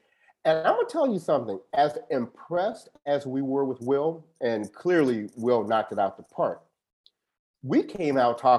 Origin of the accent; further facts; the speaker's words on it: Shreveport, Louisiana, United States; moved away; I'm originally from Shreveport.